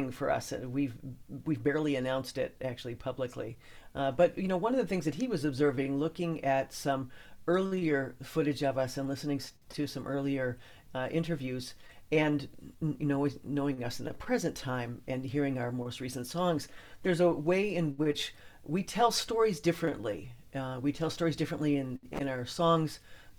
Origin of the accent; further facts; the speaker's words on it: Midwest, United States; accent: Midwestern; It's just my Midwestern accent.